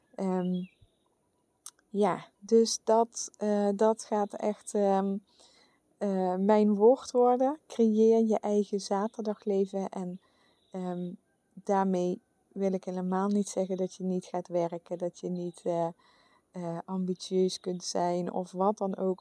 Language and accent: Dutch; where Vastelaovend is celebrated, Limburg, Netherlands; moved away; de plek waar ik vandaan kom